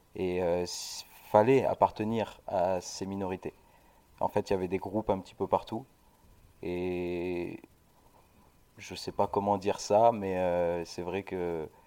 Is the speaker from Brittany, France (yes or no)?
no; Sète, Occitania, France; J'ai grandi euh, à Sète, en bord de mer, avec mes parents.